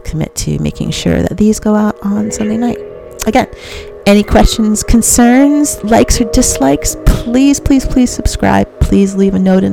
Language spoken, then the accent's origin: English; Chicago, Illinois, United States; I'm a Chicagoan